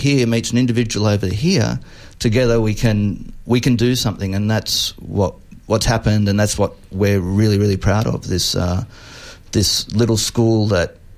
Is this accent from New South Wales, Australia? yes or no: yes; Sydney, New South Wales, Australia; also born or lived in Jakarta; I grew up in Epping in Sydney